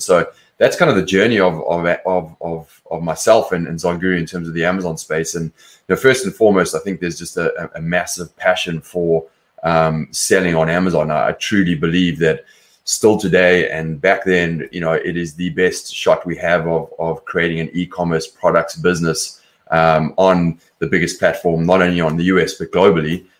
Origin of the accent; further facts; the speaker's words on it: Johannesburg, Gauteng, South Africa; moved away as an adult; also born or lived in London; now in Los Angeles, United States; I'm from South Africa originally. Grew up in Johannesburg. Left there when I was about 24